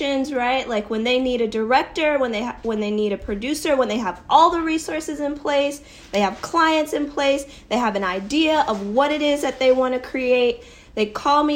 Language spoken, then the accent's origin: English; Connecticut, United States; moved away as an adult; now in New York City, United States; I'm originally from Connecticut, and I'm super proud of being from Connecticut.